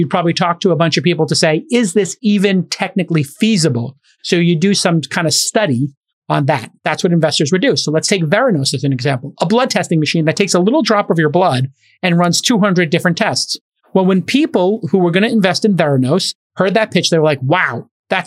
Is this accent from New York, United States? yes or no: yes; Brooklyn, New York, United States; My hometown, Brooklyn